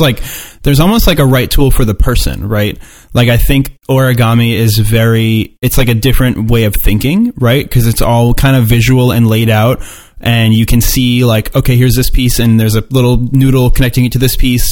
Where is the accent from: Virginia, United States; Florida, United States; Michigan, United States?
Florida, United States; I'm from Florida